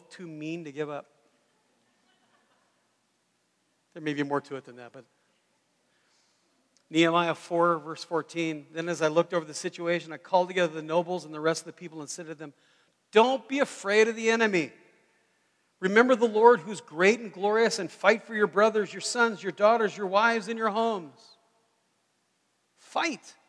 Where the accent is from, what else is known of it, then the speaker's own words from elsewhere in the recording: United States; I'm very American